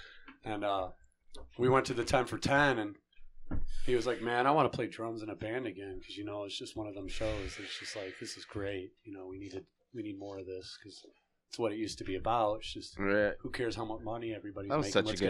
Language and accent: English; Redford, Michigan, United States; I'm from Redford.